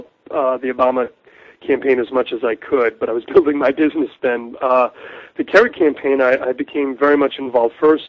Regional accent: United States

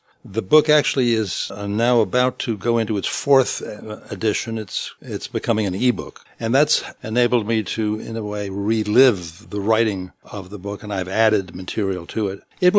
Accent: Syros, South Aegean, Greece; accent: Syros waterfront; first language Greek; English is a second language; also born or lived in London, United Kingdom; I was born in London, and I came to Greece when I was about 6 months old. And the first language I spoke was Greek. And I've spoken in Syros, of the island of Syros.

